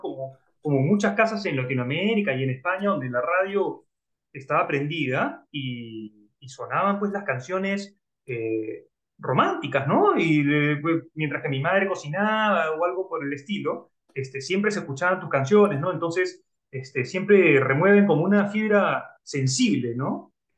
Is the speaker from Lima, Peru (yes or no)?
yes; Lima, Peru; yo soy de Lima, Perú.